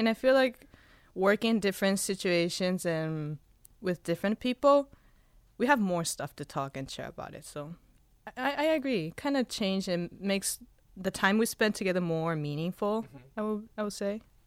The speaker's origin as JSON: {"language": "English", "country": "Spain", "tie": "born or raised there", "moved": "yes", "lives_now": "Hawaii, United States", "said": "I was born in Spain"}